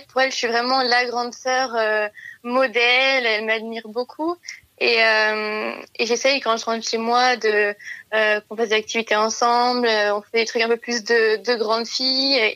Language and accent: French; near Lyon, Auvergne-Rhône-Alpes, France; Je suis partie de chez moi après j'ai eu mon bac, puisque j'ai fait euh, deux ans de prépa euh, dans une grande ville à côté de chez moi, à Lyon.